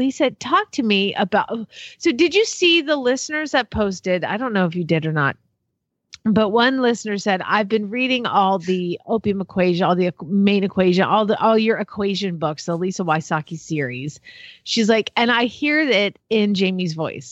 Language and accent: English; Atlanta, Georgia, United States; now in Solvang, United States; I'm from Atlanta too